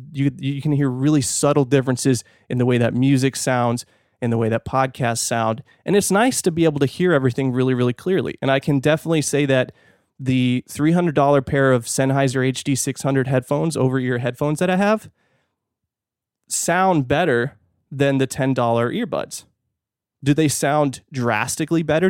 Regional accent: California, United States; now in Fort Worth, United States; I'm from California

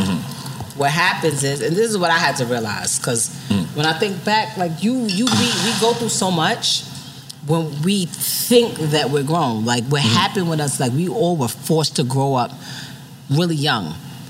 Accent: New York City, New York, United States; I'm from the Bronx, and I'm a hood chick.

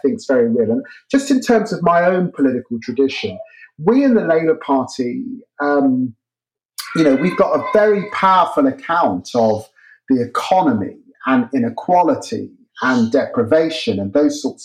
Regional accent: Peterborough, East of England, United Kingdom; moved away; my growing up in the city of Peterborough

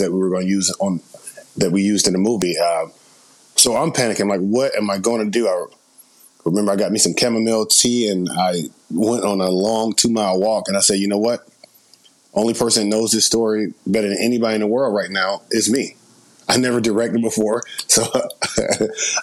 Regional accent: Atlanta, Georgia, United States; moved away as an adult; now in Los Angeles, United States; Originally, I'm born and raised in Atlanta, Georgia, moved out to L.A. in 2012

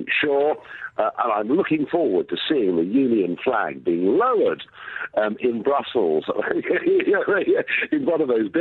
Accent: United Kingdom; I'm a Brit

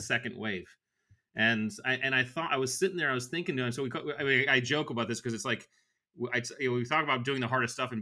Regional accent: Connecticut, United States; I grew up in Connecticut right on the water.

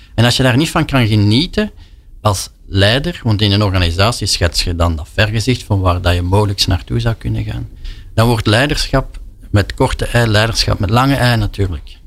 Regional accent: Flanders, Belgium; als Vlaming

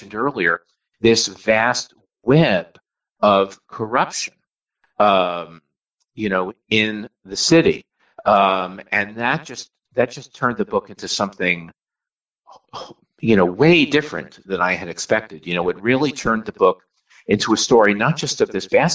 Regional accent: New York, United States; I grew up in New York

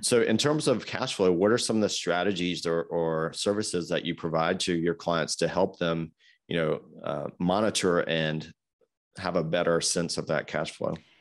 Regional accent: Greensboro, North Carolina, United States; my hometown of Greensboro that I grew up

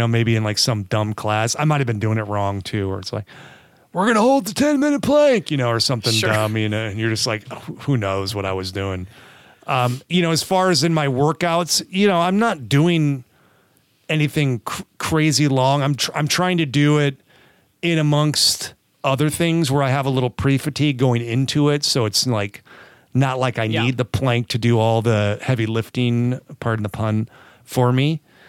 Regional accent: California, United States; accent: California; Sorry, I got that California accent coming through.

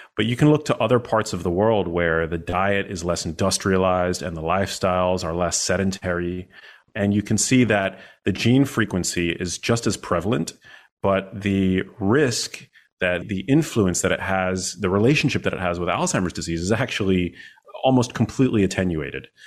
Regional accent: New York City, New York, United States; I'm born and raised in New York City.

